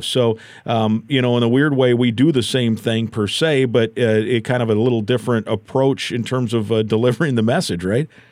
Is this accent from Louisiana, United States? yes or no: no; Iowa, United States; I grew up in Iowa